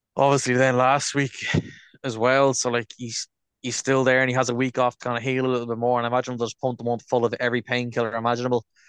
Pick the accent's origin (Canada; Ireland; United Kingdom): Ireland; Dublin, Leinster; we're from Dublin now at this stage